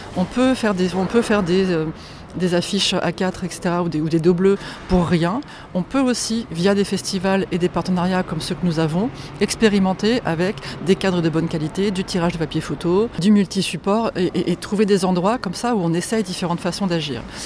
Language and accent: French; Poland; je suis polonaise